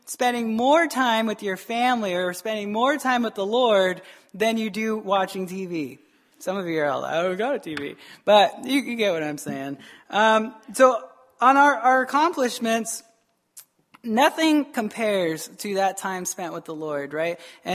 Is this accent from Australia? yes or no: no; United States; we're American